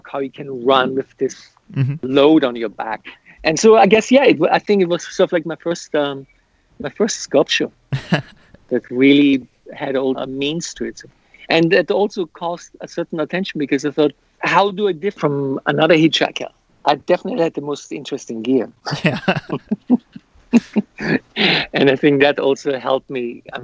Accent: Austria; moved away as an adult; also born or lived in United States; I'm from Austria, in the country, so I'm very much aware of nature and landscape and the surroundings, even though the last 34 years I've lived in metropolitan cities

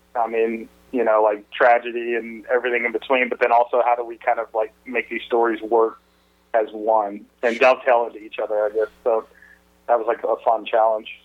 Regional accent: Atlanta, Georgia, United States; I grew up in Atlanta

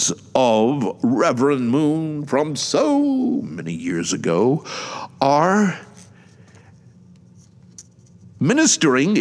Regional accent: Atlanta, Georgia, United States; my hometown newspaper. I have only just started subscribing online to the Atlanta Journal-Constitution

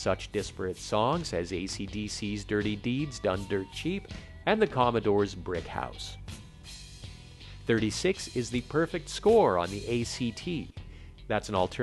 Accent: Quebec, Canada; Growing up in Quebec

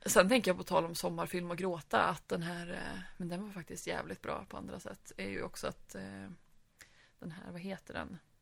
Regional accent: Sweden; Vi som var svenskar

